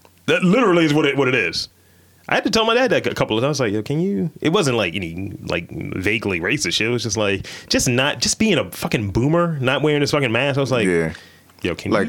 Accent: Baltimore, Maryland, United States; accent: Baltimorean; I'm from Baltimore. Because usually people accuse me of not being from here.

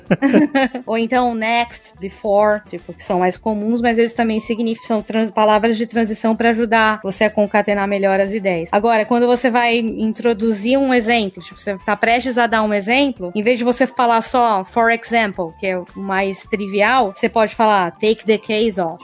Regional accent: Brazil; eu sou brasileira

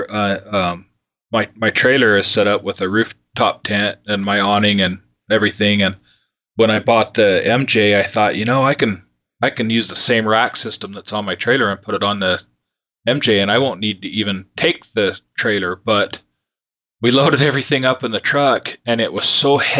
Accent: Utah, United States; Most of us were from Utah

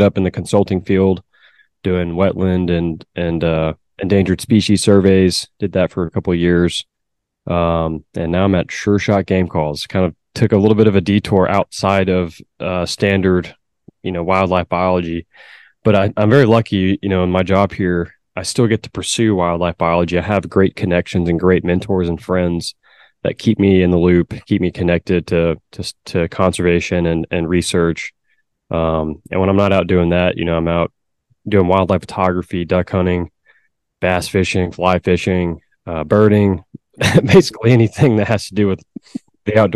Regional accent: Beaumont, Texas, United States; also born or lived in north of Dallas, Texas; I'm from Beaumont, Texas, actually a small town outside of Beaumont called Finette.

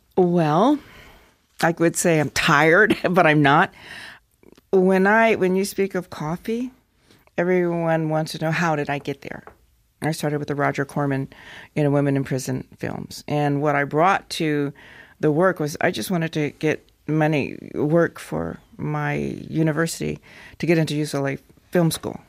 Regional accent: United States; moved away as an adult; also born or lived in Wyoming / Colorado; I'm from Colorado, Wyoming

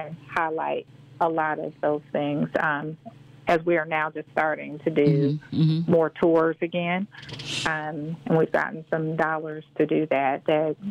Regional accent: Indianapolis, Indiana, United States; I grew up here in Indianapolis

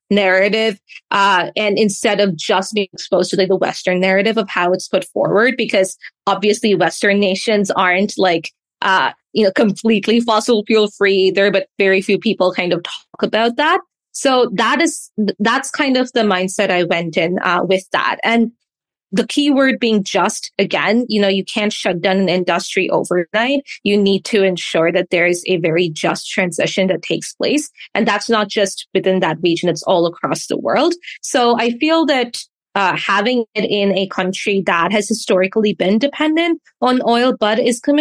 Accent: Dubai, United Arab Emirates; although I'm Canadian, I was born and raised in Dubai

